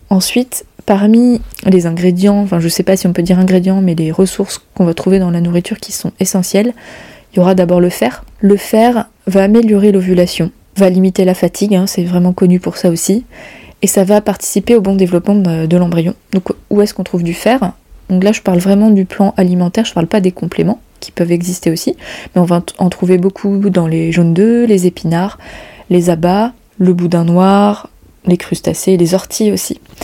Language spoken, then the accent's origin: French; Brittany, France; chez nous en Bretagne